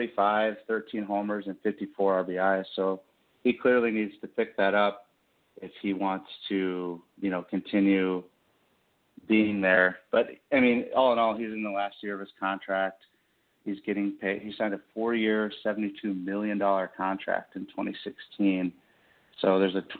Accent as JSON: {"language": "English", "town": "Kansas City", "country": "United States", "tie": "born or raised there", "said": "I'm actually from Kansas City. My actual hometown, as some of my friends say, one of my hometowns."}